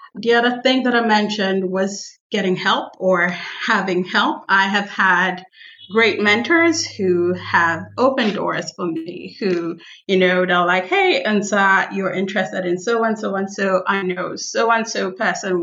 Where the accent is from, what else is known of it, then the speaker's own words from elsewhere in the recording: Nigeria; moved away; I am from Nigeria